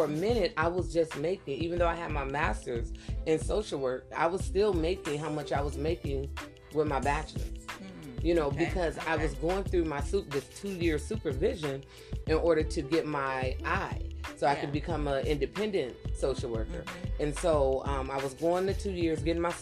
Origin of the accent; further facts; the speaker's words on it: a few miles from Cleveland, Ohio, United States; it was a few miles away from my hometown. I believe it was in Cleveland, Ohio.